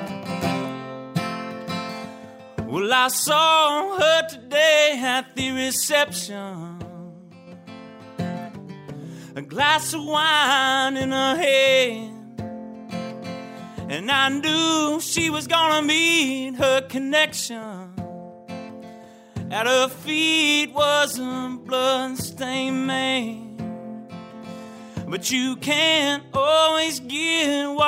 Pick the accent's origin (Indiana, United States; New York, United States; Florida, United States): Indiana, United States; Southern; growing up in Southern Indiana